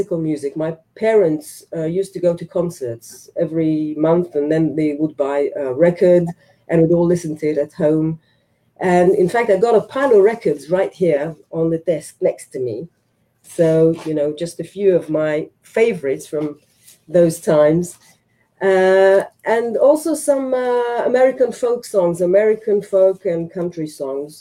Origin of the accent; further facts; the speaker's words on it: Ramat Gan, Tel Aviv District, Israel; English is a second language; I was born here. I was born in this very city, not far from here. And I've always lived here